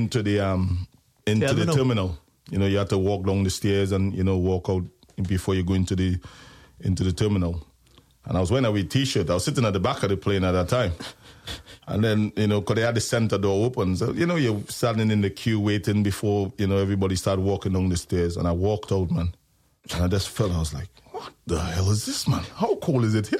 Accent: Trinidad & Tobago; moved away as an adult; I come from Trinidad and Tobago, and basketball is a big thing in the Caribbean and Trinidad for us

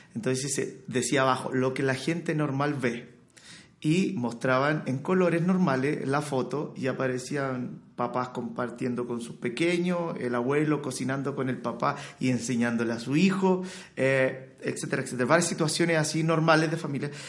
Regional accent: Chile; soy chileno

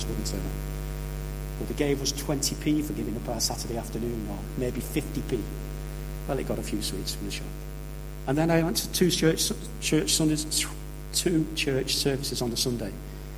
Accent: St Helens, North West England, United Kingdom; also born or lived in Birchwood; now in Warrington, United Kingdom; I moved to Warrington in the late 1970s. I came from St Helens

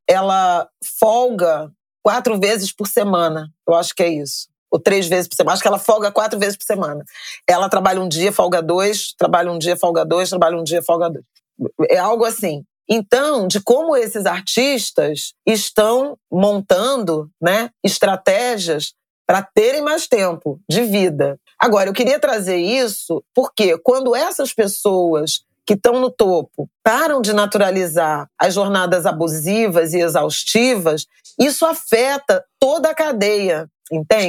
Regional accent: Irajá, Rio de Janeiro, Brazil; Eu saí de Irajá

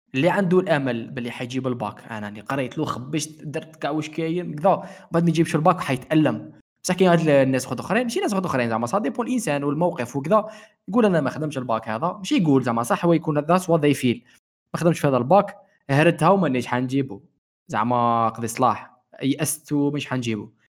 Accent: Algeria; moved away as an adult; also born or lived in Beirut, Lebanon; زدت في الجزائر كبرت في الجزائر

